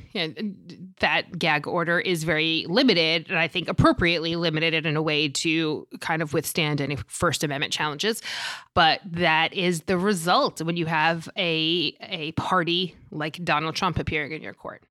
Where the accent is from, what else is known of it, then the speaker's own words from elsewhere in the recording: New York City, New York, United States; I'm from Staten Island